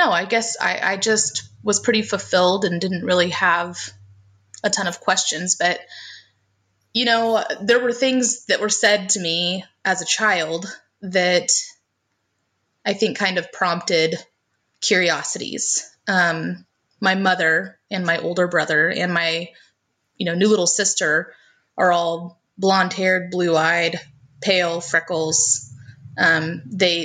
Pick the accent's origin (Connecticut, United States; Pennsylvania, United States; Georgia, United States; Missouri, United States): Missouri, United States; also born or lived in Tennessee; I was actually raised in Missouri.